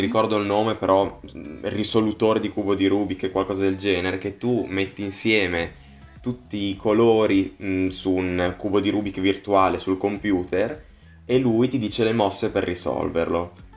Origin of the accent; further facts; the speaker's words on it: Bologna, Emilia-Romagna, Italy; vengo da Bologna